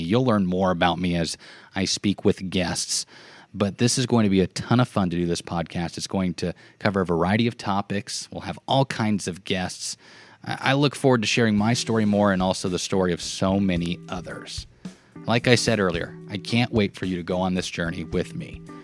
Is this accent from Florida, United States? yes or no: no; Cambridge, Nebraska, United States; I grew up in Cambridge, Nebraska, located in the southwest part of the state.